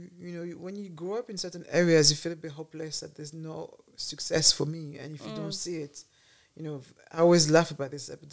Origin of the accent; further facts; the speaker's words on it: Paris, Île-de-France, France; now in United Kingdom; I was born in Paris